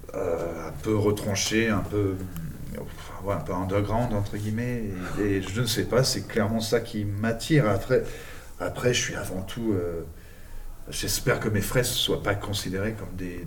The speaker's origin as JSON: {"language": "French", "region": "England", "country": "United Kingdom", "tie": "born or raised there", "moved": "yes", "said": "Je suis né en Angleterre, hein, donc euh, voilà, d'origine enfin, anglaise et argentine de par ma mère"}